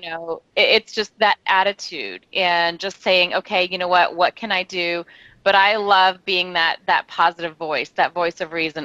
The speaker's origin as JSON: {"language": "English", "region": "Tennessee", "country": "United States", "tie": "born or raised there", "also_born_or_lived": "Louisiana / Texas", "moved": "as an adult", "lives_now": "San Diego, United States", "said": "I was born in Louisiana, grew up in Tennessee, yeah. moved to San Diego when I was 19"}